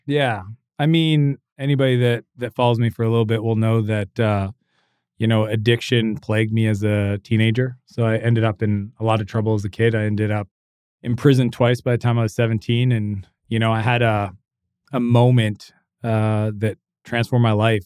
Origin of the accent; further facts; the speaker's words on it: Canada; I'm Canadian